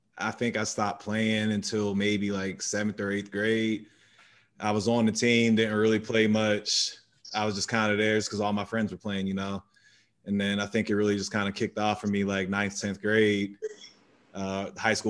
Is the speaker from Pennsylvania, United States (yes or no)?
yes; McKees Rocks, Pennsylvania, United States; I was born and raised in McKees Rocks in the Pittsburgh area.